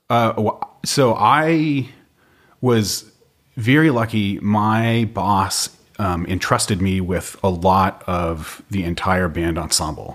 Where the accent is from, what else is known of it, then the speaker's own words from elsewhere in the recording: Gill, Massachusetts, United States; moved away; Gill is close to nothing. my high school is on a map of Massachusetts and my town isn't. It's that small.